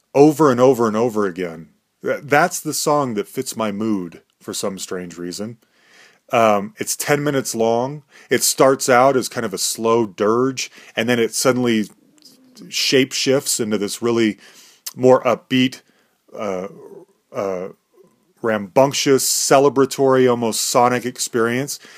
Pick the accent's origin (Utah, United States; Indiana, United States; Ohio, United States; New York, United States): Utah, United States; Salt Lake City; we grew up in Salt Lake City, Utah